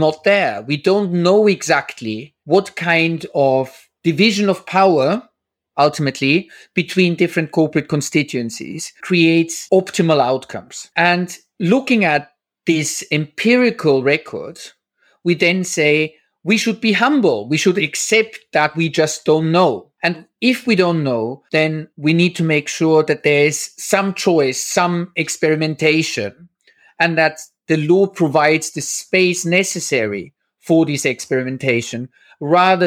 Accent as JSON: {"language": "English", "country": "Austria", "moved": "yes", "said": "I'm originally from Austria"}